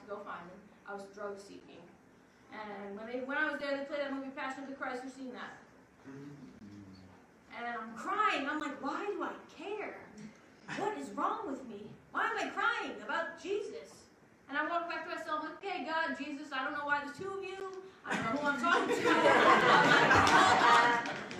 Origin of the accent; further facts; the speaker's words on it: Long Island, New York, United States; I'm from Long Island, New York.